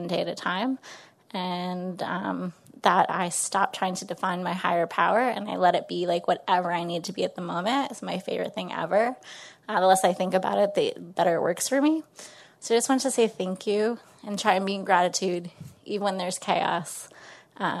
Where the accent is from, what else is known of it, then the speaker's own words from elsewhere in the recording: Westchester County, New York, United States; I'm from Westchester County, New York, right outside the city